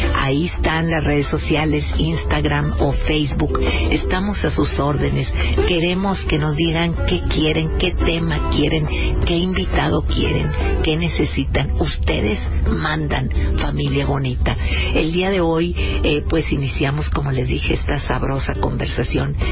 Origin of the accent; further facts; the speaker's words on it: Monterrey, Nuevo León, Mexico; Somos regiomontanos y somos, eh, machacados